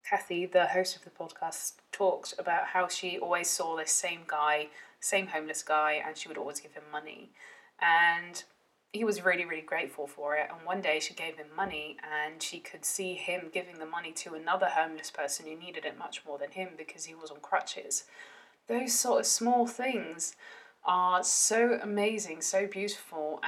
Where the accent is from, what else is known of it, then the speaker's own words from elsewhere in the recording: Netherlands; I grew up in the Netherlands, um, half Welsh, half Dutch